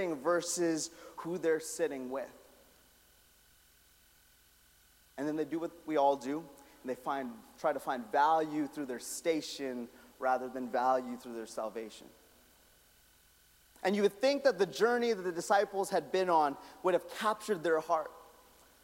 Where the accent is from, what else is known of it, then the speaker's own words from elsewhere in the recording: Calgary, Alberta, Canada; I'm from Calgary